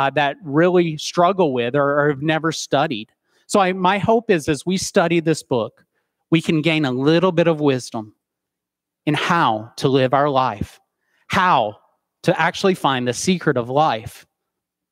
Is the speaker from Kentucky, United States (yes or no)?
no; Soddy Daisy, Tennessee, United States; I was born and raised in Soddy Daisy, Tennessee